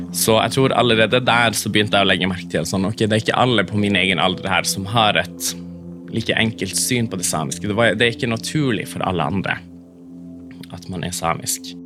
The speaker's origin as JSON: {"language": "Norwegian", "town": "Karasjok", "region": "Finnmark", "country": "Norway", "tie": "born or raised there", "first_language": "Northern Sami", "second_language": "Norwegian", "said": "jeg har jo vokst opp i eh, hjemme nordpå. At det samiske er rundt meg i, i flertall, f.eks. i Karasjok"}